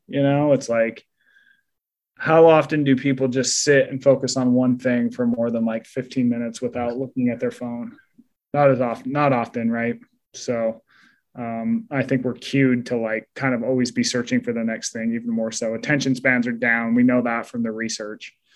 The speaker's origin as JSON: {"language": "English", "region": "Utah", "country": "United States", "tie": "born or raised there", "moved": "yes", "said": "I grew up in Utah"}